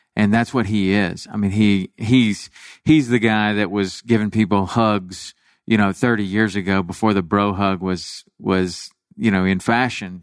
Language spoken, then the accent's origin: English; Chattanooga, Tennessee, United States; growing up in Chattanooga, Tennessee